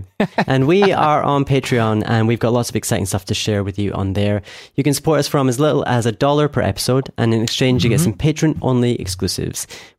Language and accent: English; Scotland, United Kingdom; … from Scotland